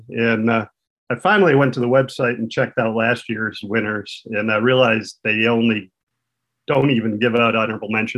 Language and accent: English; Saginaw, Michigan, United States; also born or lived in Flint, Michigan / Pawleys Island, South Carolina; I worked at the Saginaw News in Michigan, which was my hometown